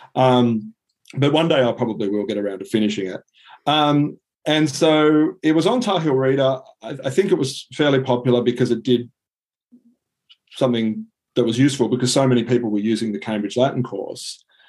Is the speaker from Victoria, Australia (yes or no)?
no; Sydney, New South Wales, Australia; also born or lived in Singapore; I grew up uh, in Sydney. Um, other than three years in Singapore, I've been in Sydney my entire life.